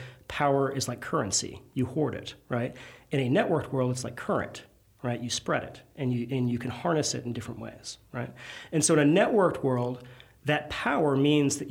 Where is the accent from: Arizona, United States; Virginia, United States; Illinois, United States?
Virginia, United States; now in Louisiana, United States; I'm not from Louisiana. I'm from Virginia originally.